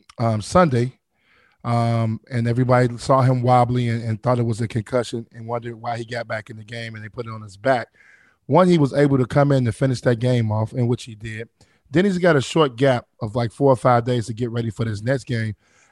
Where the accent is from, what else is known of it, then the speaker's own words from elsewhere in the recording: Chicago, Illinois, United States; I'm from Chicago.